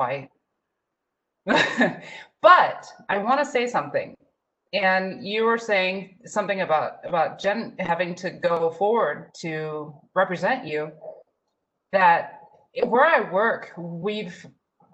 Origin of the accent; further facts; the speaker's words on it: Tucson, Arizona, United States; I was raised in Tucson, Arizona